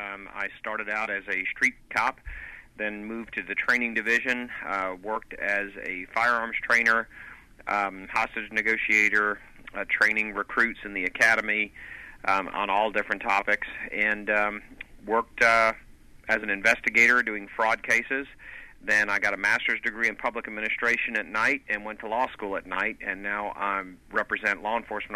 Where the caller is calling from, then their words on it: Atlanta, Georgia, United States; Calling from Atlanta.